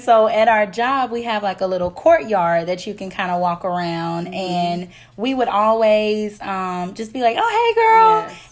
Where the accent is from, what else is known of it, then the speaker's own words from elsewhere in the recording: Memphis, Tennessee, United States; moved away as an adult; now in Nashville, United States; I'm from Memphis, Tennessee. I currently live in Nashville